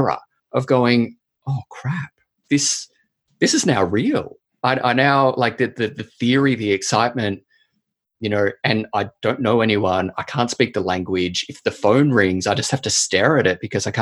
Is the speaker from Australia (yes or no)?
yes; Australia; moved away as an adult; also born or lived in Canberra / Caracas, Venezuela; now in New Zealand; And I do here in New Zealand as an Australian citizen.